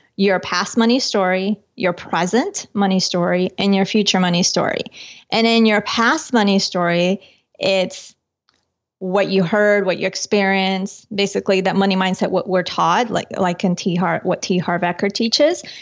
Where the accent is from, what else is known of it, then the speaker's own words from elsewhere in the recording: Colombia; moved away; I'm from Colombia originally